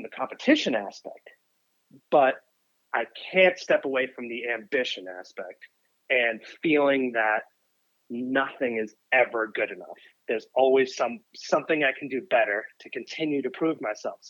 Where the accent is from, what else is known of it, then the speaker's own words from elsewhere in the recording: Boston, Massachusetts, United States; I grew up in Boston, and I was the, youngest kid